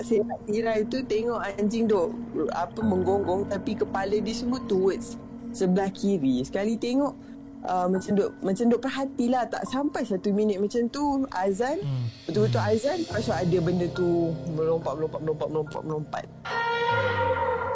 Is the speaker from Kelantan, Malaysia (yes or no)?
no; Sabah, Malaysia; also born or lived in Kedah / Semporna, Sabah; saya asal dari Kedah kan. Tapi yeah. kita orang mem- uh, ayah dengan mak um, pindah ke Sabah. So saya dah membesar dekat Sabah for 20 plus years.